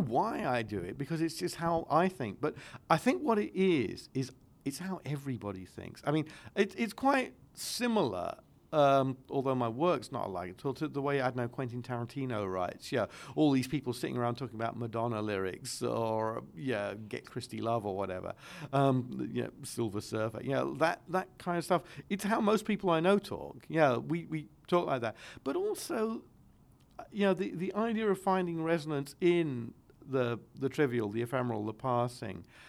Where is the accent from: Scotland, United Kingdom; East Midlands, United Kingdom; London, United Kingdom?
London, United Kingdom; I'm also a Londoner.